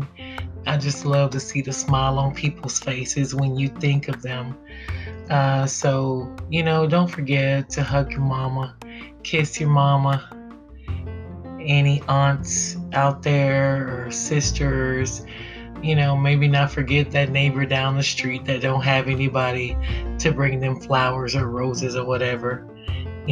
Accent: Texas, United States; I'm from the South. I'm from Texas.

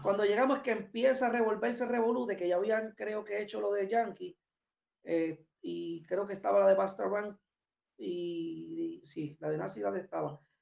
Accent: Puerto Rico; nosotros somos de Puerto Rico, de allá, de verdad, no soy de aquí.

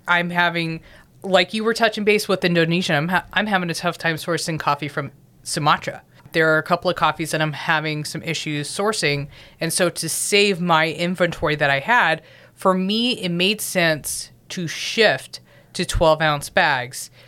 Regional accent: Southern California, United States; moved away; I'm originally from Southern California, born and bred

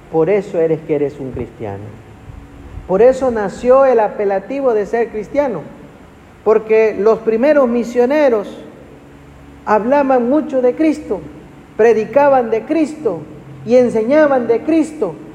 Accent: Ciudad del Carmen, Campeche, Mexico; Yo crecí de, pequeño en Ciudad del Carmen

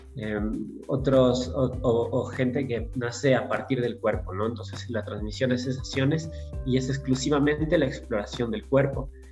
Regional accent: Ecuador; moved away as an adult; also born or lived in Europe; habían pasado ya ocho años desde que me había ido de Ecuador

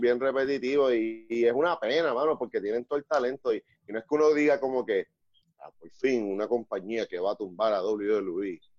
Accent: Puerto Rico

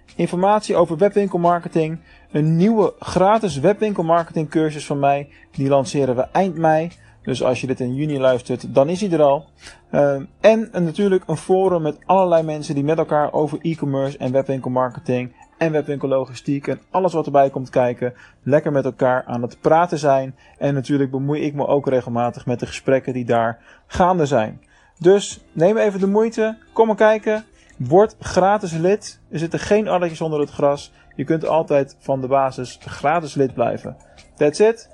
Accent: Netherlands; voor mij als Nederlander

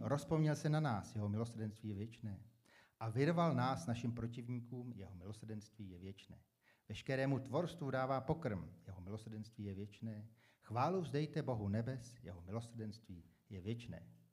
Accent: Czechia; jsem dobrý teda Čech

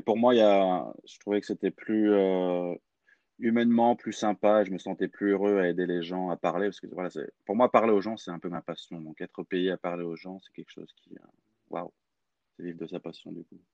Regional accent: Clermont-Ferrand, Auvergne-Rhône-Alpes, France; moved away as an adult; also born or lived in Lyon; je suis français, j'ai grandi dans une ville qui s'appelle Clermont-Ferrand, dans la région Auvergne-Rhône-Alpes

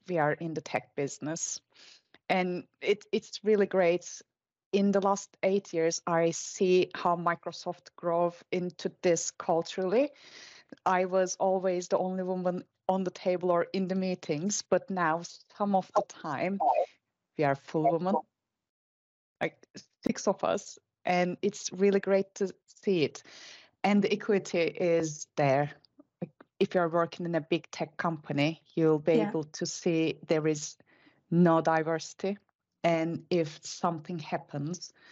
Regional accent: Turkey; I'm from Turkey

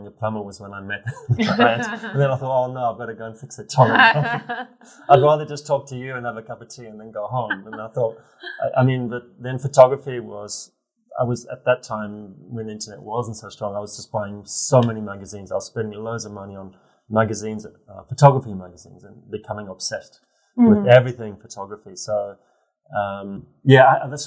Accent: Zimbabwe; moved away as an adult; also born or lived in England; now in Hong Kong; I'm from Zimbabwe originally. I moved to England to join the British Army.

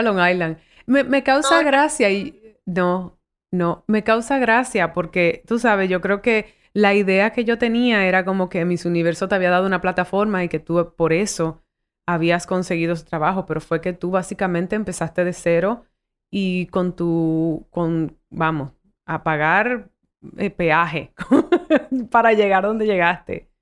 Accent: Dominican Republic; accent: Dominican; also born or lived in United States / South Bronx, New York; con mi acentazo dominicano

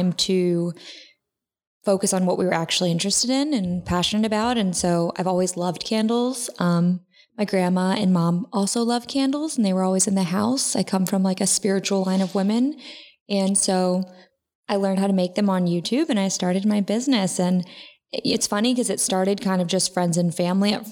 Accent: Akron, Ohio, United States; moved away as an adult; now in Los Angeles, United States; I'm actually from the Midwest. I'm originally from a town called Akron, Ohio, 330

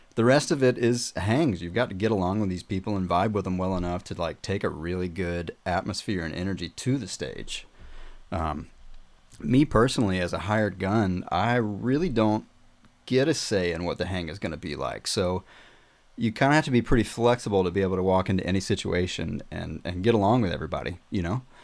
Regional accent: South Carolina, United States; moved away as an adult; also born or lived in Murfreesboro, Tennessee; I'm from South Carolina, by the way. Uh, at 18 years old, I moved to uh, Murfreesboro near Nashville.

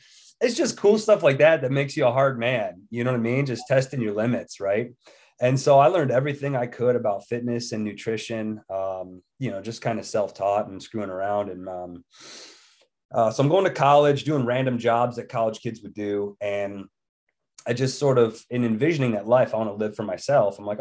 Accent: New York, United States; moved away as an adult; now in West Virginia, United States; born and raised in New York till I was about 20 years old

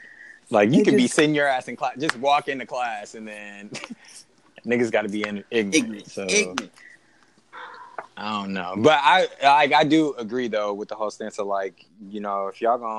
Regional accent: Arlington, United States; where I grew up was in Arlington

